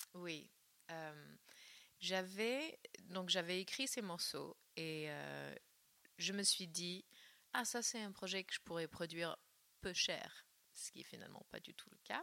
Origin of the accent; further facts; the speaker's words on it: Northern California, United States; moved away; la Californie du Nord, là d'où je viens